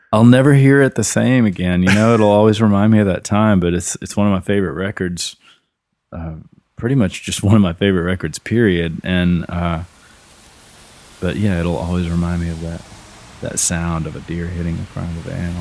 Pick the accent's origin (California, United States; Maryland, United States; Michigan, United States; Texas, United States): Texas, United States; Killeen; also born or lived in Kennett, Missouri / Austin, Texas; I have was born in southeast Missouri in the Boot Hill, a little town called Kennett. And, uh, when I was eleven years old, my mom remarried, and that took us down to Central Texas